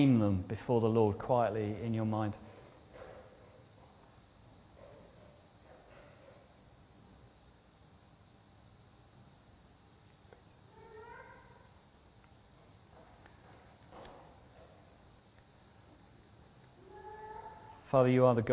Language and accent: English; United Kingdom; we're very British